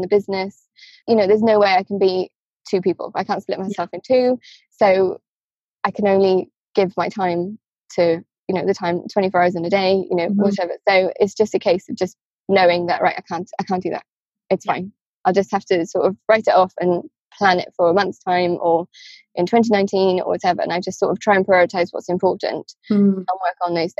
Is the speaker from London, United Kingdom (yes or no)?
no; Wales, United Kingdom; moved away; I'm from Wales